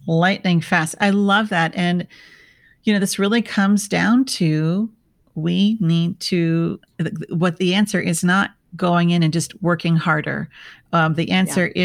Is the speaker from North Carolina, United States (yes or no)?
no; Minnesota, United States; now in San Diego, United States; I'm from Minnesota